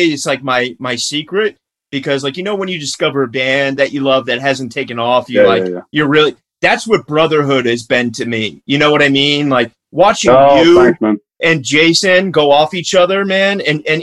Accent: United States; as an American

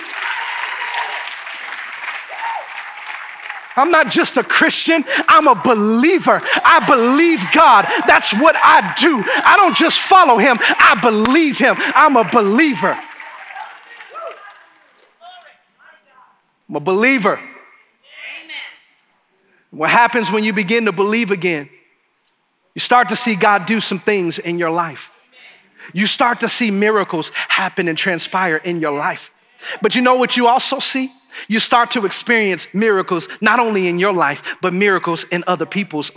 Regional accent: Detroit, Michigan, United States; now in New Braunfels, United States; I'm from Detroit

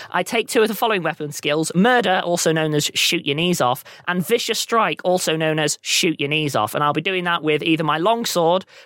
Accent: Amsterdam, North Holland, Netherlands; So I am from Amsterdam.

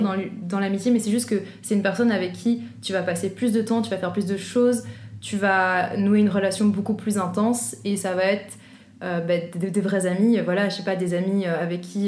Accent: Brussels, Brussels-Capital Region, Belgium; Je viens de Bruxelles.

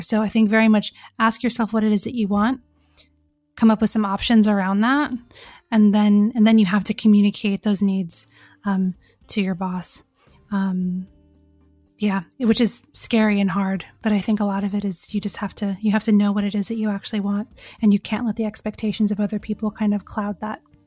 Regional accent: California, United States; moved away as an adult; now in England; I'm from California. I grew up there until I was twenty.

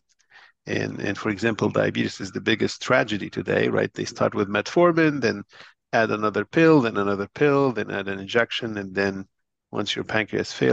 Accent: Lebanon; moved away as an adult; also born or lived in Boston, United States; I was born in Lebanon and grew up in Lebanon

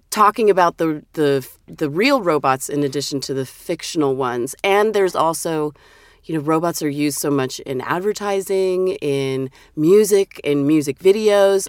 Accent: Vancouver, Washington, United States; also born or lived in Portland, Oregon / Brush Prairie, Washington; I was born in Portland, Oregon, and then when my mother remarried, Dad too, we moved to a city across the river. It's called Vancouver, but it's not Vancouver, British Columbia. It's Vancouver, Washington.

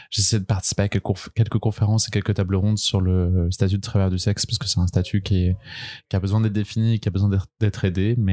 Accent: Brest, Brittany, France; moved away as an adult; now in Paris, France; j'ai 27 ans, je viens de Bretagne, de Brest, mais je suis à Paris depuis maintenant 6 ans.

